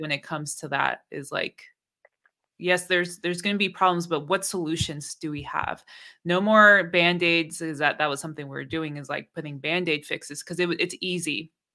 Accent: Bay Area, California, United States; also born or lived in Oakland; growing up in the Bay Area

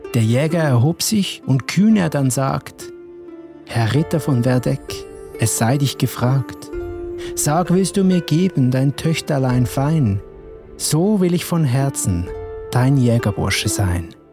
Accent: Switzerland; bei uns in der Schweiz

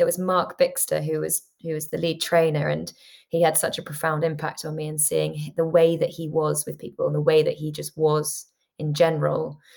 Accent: London, United Kingdom; I grew up in London, and London can be such a bubble

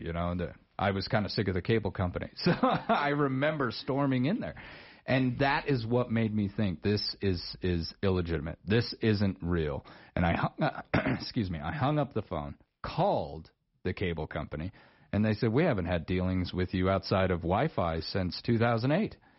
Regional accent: Star Valley, Wyoming, United States; my old neck of the woods. I grew up over there in Star Valley

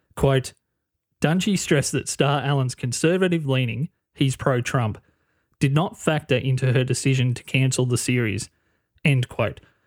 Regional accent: Australia; being an Australian, half a world away

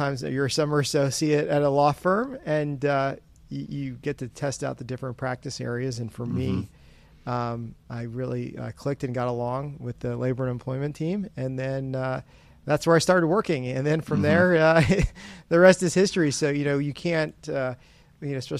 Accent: Florida, United States; moved away as an adult; also born or lived in Boca Raton, Florida; now in Washington, D.C., United States; I grew up in Florida. I was a Florida man, happily living in Boca Raton, Florida, in Palm Beach County

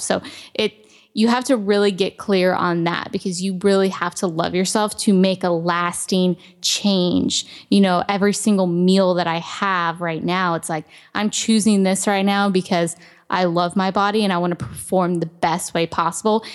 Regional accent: Ohio, United States; I grew up in Ohio and I was very active

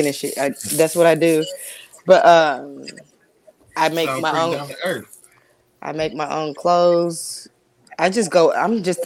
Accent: Compton, California, United States; also born or lived in Canoga Park, California; now in St. Louis, United States; I was born and raised in Compton, California

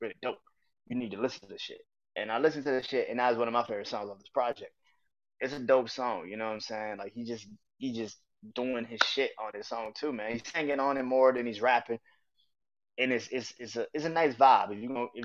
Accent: New Orleans, Louisiana, United States; I remember growing up in New Orleans

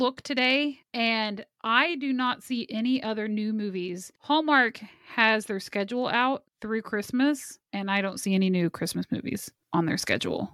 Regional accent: Kansas City, Kansas, United States; I'm from Kansas City

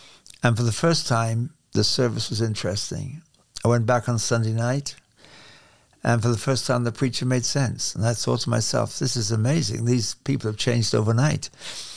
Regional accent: Hereford, West Midlands, United Kingdom; accent: English; moved away as an adult; also born or lived in Carnforth, England / Toronto, Canada; I was born in the west of England, a place called Hereford, which is where the cattle come from

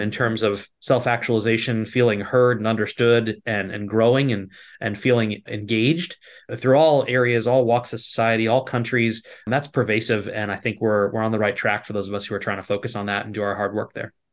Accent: East Coast, United States; also born or lived in Virginia; I grew up on the East Coast

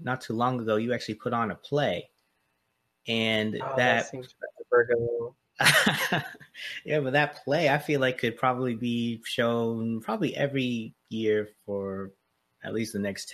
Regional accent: Charleston, South Carolina, United States; moved away; I'm really glad I grew up in Charleston

